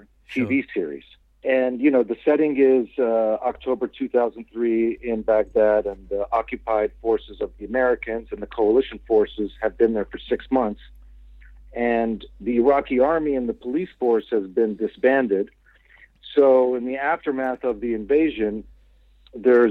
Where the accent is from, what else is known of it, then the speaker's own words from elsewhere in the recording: Kuwait; I grew up in Kuwait and I was living there at the time